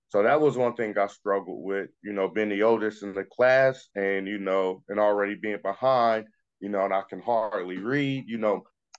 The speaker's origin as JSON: {"language": "English", "town": "Hialeah", "region": "Florida", "country": "United States", "tie": "born or raised there", "said": "growing up in Hialeah, Miami, my school I went to, it's funny because I was put in a class with a bunch of Hispanic kids"}